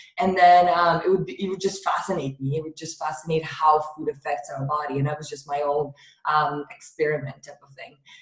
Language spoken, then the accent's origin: English; Russia; moved away; I grew up in Russia.